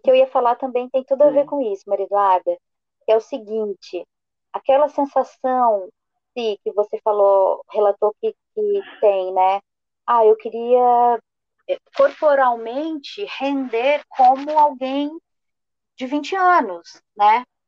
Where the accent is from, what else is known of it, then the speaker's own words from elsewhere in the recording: Rio Grande do Sul, Brazil; eu sou gaúcha